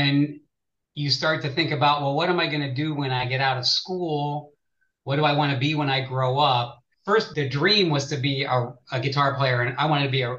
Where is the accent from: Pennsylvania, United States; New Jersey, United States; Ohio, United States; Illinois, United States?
Pennsylvania, United States; Pittsburgh; now in Columbus, United States; I grew up in Pittsburgh